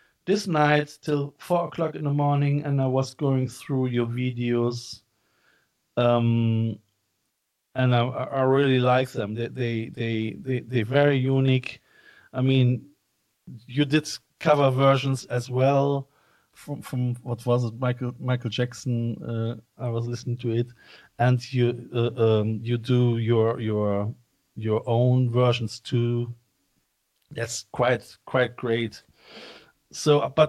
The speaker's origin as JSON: {"language": "English", "town": "Cologne", "region": "North Rhine-Westphalia", "country": "Germany", "said": "I'm coming from Cologne"}